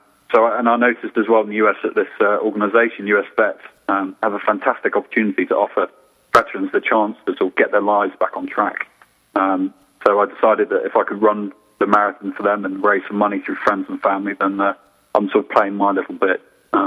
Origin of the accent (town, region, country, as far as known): England, United Kingdom; moved away as an adult; now in United States